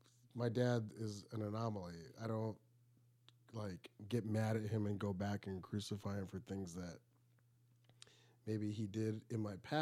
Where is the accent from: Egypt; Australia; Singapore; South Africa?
Egypt; now in United States; No, because I'm from Egypt, and my parents came from like Egypt, mm-hmm. like the village.